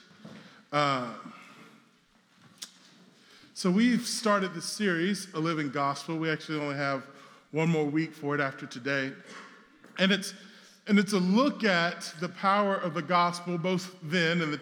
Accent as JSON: {"language": "English", "region": "the South", "country": "United States", "moved": "yes", "lives_now": "Brooklyn, United States", "said": "I come from the South"}